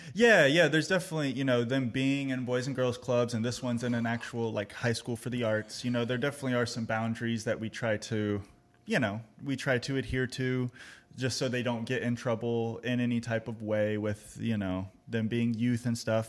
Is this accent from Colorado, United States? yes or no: no; Austin, Texas, United States; now in Greensboro, United States; I'm originally from Austin, Texas